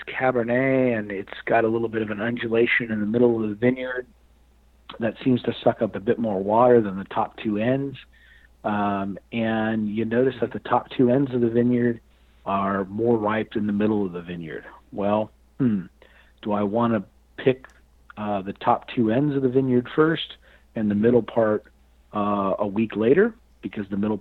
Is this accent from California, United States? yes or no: yes; Fresno, California, United States; I was born in Fresno, California